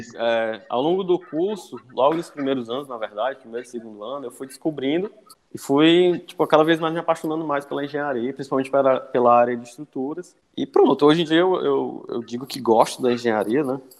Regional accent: Cascavel, Ceará, Brazil; moved away as an adult; now in Fortaleza, Brazil; minha família é de Cascavel, fica aí no litoral leste do, aqui do estado, né? É uhum. região metropolitana. Vivi lá, cresci lá

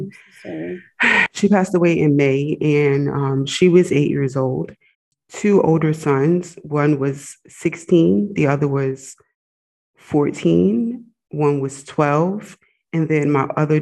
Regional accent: United States; moved away as an adult; also born or lived in Egypt; I'm an American, but I was living overseas

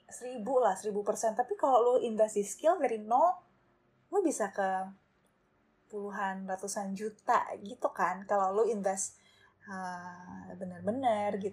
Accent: Pontianak, West Kalimantan, Indonesia; gue mau balik ke Pontianak gitu gue mau balik ke kampung halaman gue untuk um, start my career tuh di government gitu.

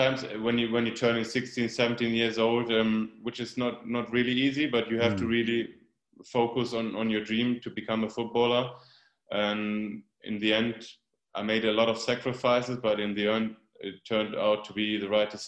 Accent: Germany; It's like 90 kilometers away, like about 60 miles away from my hometown. But of course, it was a dream move coming from a small village like me, and then moving to Dortmund.

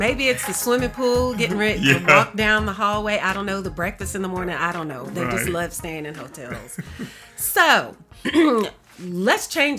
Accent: Texas, United States; I'm from Texas, so I'm a Houston Texan.

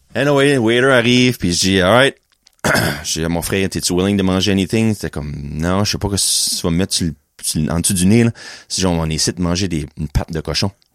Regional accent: New Brunswick, Canada; je viens de New-Brunswick, moi, ici.

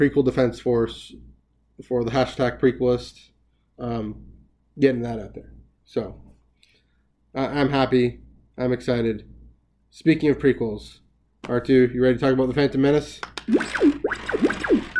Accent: Canada; Being Canadian

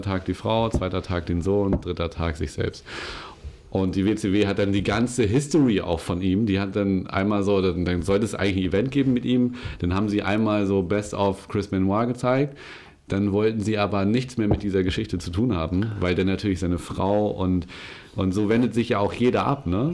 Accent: Germany; ich bin in Winsenur groß geworden

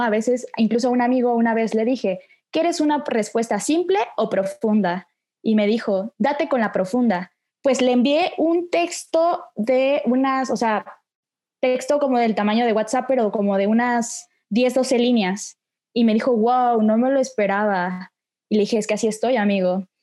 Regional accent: Oaxaca, Mexico; soy de Oaxaca, neta muy orgullosa oaxaqueña

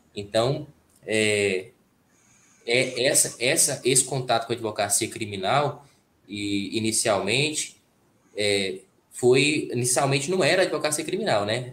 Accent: Caldas Novas, Goiás, Brazil; eu sou de Goiás, né? Caldas Novas, Goiás

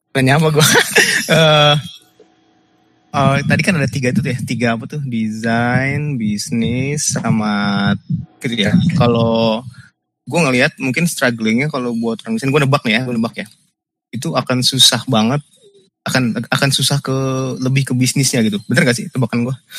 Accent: Indonesia

